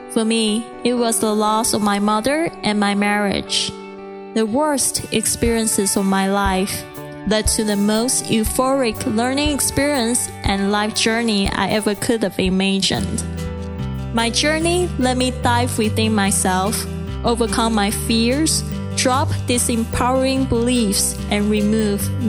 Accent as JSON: {"language": "English", "country": "Taiwan", "second_language": "English", "moved": "yes", "said": "I'm originally from Taiwan and English is not my first language."}